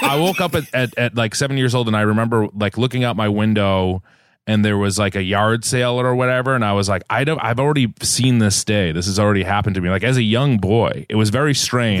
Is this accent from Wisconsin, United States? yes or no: no; Massachusetts, United States; moved away as an adult; also born or lived in Los Angeles; I grew up in New England, in Massachusetts, uh, in this house here that I'm in right now